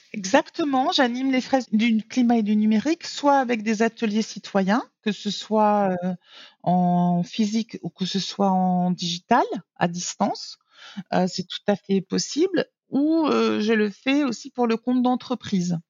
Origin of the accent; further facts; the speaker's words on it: Nice, Provence-Alpes-Côte d'Azur, France; moved away as an adult; also born or lived in New York / Germany; now in Bangkok, Thailand; en tant que niçoise et née au bord de la mer de la Méditerranée